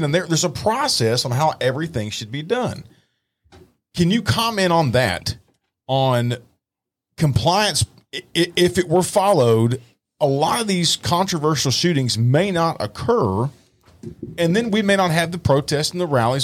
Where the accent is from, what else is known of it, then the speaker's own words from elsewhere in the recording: Dallas, Texas, United States; moved away; I grew up, born and raised in Dallas. I moved to East Texas